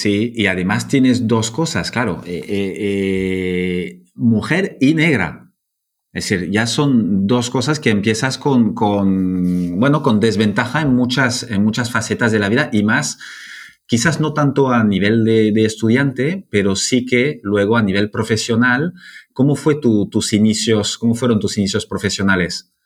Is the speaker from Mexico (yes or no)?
no; Bordeaux, Nouvelle-Aquitaine, France; now in Barcelona, Spain; aunque no soy de aquí, soy francés. Entonces, aunque es verdad que Barcelona está mucho más cerca de Burdeos, donde nací